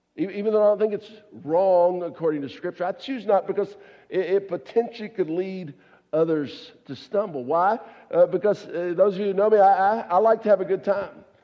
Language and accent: English; the South, United States; I grew up down in the South